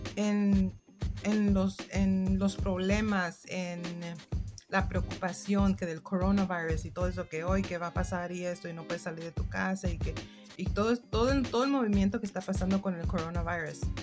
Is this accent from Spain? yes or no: no; United States; first language English; Spanish is a second language; pero yo soy mexicana, padres mexicanos, soy nacida aquí en los Estados Unidos